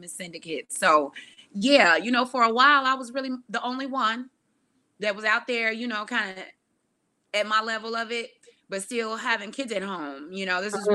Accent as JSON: {"language": "English", "area": "Chicago suburbs", "region": "Illinois", "country": "United States", "tie": "born or raised there", "said": "Actually born in Chicago, more so raised out in the suburbs"}